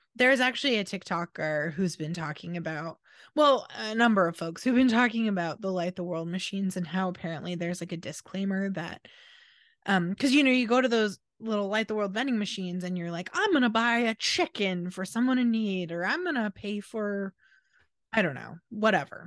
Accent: Washington, United States; we grew up in Washington. It was always a little rainy

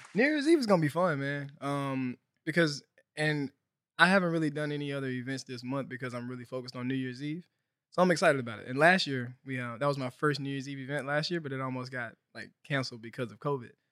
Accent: Helena, Arkansas, United States; moved away as an adult; also born or lived in Fayetteville, Arkansas; now in Los Angeles, United States; I'm from Helena. I'm from Arkansas. So I grew up, you know, very poor, underrepresented area.

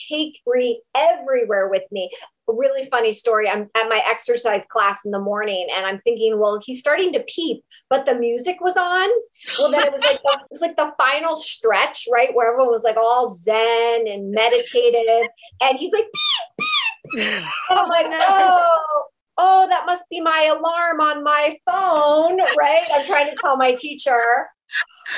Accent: Ohio, United States; moved away as an adult; also born or lived in New York City; I moved back to my hometown here in Ohio where we live

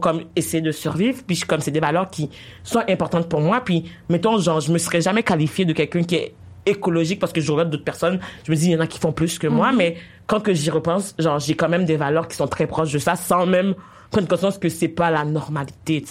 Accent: Haiti; also born or lived in Quebec; now in Canada; j'ai grandi en Haïti puis j'ai immigré ici

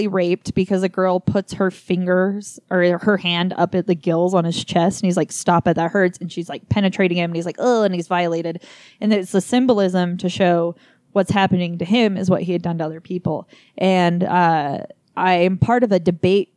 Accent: United States; as an American for my whole life

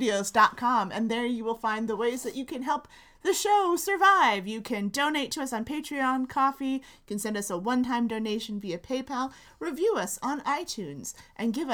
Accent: South Florida, United States; I'm from South Florida, where it's just cocaine

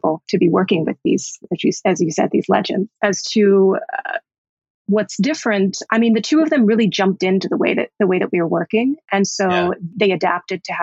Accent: Miami, Florida, United States; now in New York, United States; I'm an East Coaster, I'm from Miami, but have lived in New York for 20 some years.

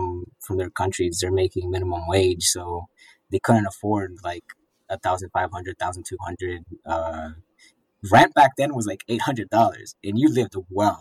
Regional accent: Arlington, Virginia, United States; I was born in Arlington, Virginia

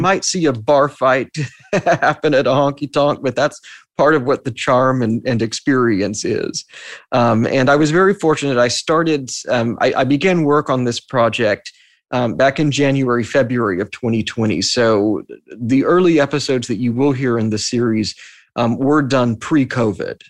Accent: Texas, United States; now in New York, United States; I'm from Texas

